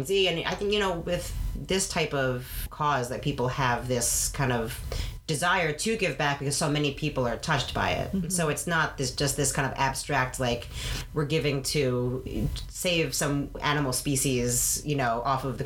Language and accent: English; New York, United States; now in Massachusetts, United States; my family, we're from New York